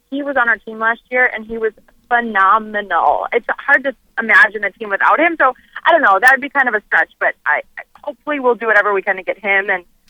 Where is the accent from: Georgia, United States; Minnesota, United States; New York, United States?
Minnesota, United States; moved away as an adult; also born or lived in Boston; I grew up in – well, I didn't grow up in Boston. I grew up in Minnesota. I went to college in Boston